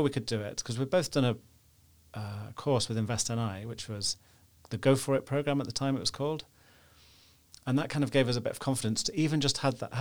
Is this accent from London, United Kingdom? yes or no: no; Nottingham, East Midlands, United Kingdom; moved away as an adult; now in Belfast, United Kingdom; I'm from the Midlands in England, from Nottingham